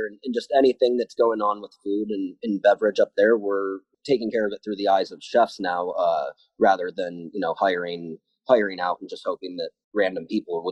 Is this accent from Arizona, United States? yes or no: yes; Tempe, Arizona, United States; moved away as an adult; also born or lived in Chicago; I was born and raised in Tempe